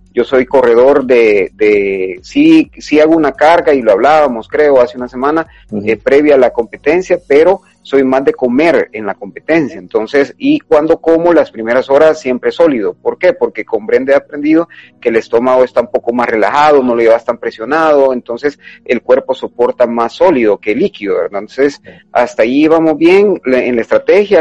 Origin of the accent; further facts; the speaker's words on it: El Salvador; como salvadoreños